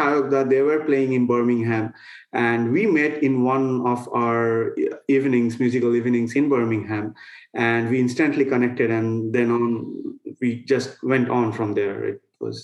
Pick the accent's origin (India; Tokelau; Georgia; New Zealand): India; Kolkata, West Bengal; moved away as an adult; also born or lived in Auburn, Alabama; I'm from Kolkata. We all are from that city